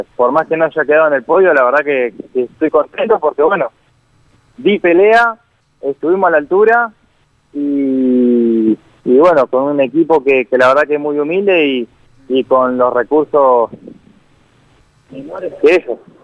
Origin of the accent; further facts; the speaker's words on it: Villa Regina, Río Negro, Argentina; yo soy de Villa Regina